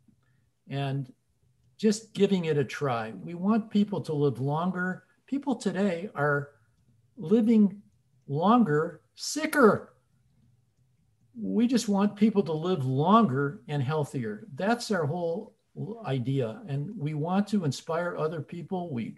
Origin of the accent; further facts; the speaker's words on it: Chicago, Illinois, United States; moved away; We're from Chicago originally